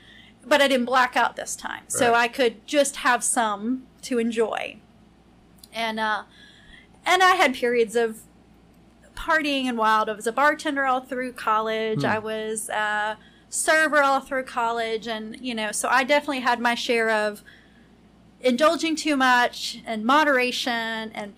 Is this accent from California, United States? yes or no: no; Lexington, Kentucky, United States; I'm from Lexington.